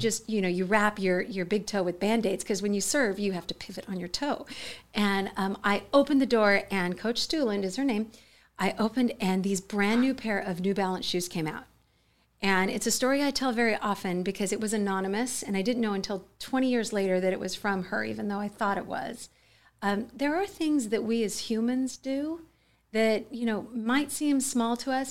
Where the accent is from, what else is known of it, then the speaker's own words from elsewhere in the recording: United States; I grew up in the Mojave Desert, um, a very, uh, quiet, sort of low-income location